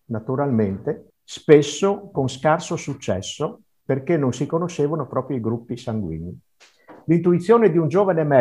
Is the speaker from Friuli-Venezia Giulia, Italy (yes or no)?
yes; Teor, Friuli-Venezia Giulia, Italy; now in Bressa, Italy; nel mio paese a Teor, perché io non sono nato qui a Bressa, ma vengo da Teor.